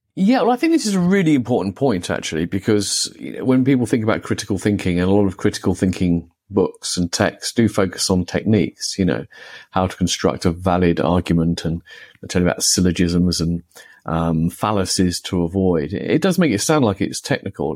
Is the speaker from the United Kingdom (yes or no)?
yes; United Kingdom; I grew up in the United Kingdom